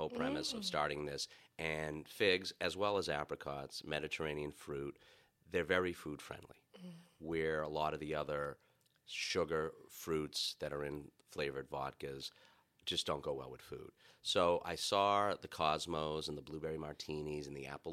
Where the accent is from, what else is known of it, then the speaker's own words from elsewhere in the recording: Boston, Massachusetts, United States; accent: Boston; my Boston accent